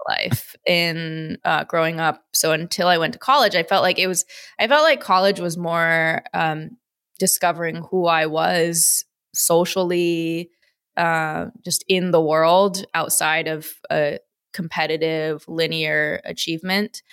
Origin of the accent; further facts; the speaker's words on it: Midwest, United States; also born or lived in Chicago, Illinois; So I was born in Wisconsin. I grew up in, between Wisconsin and, and Chicago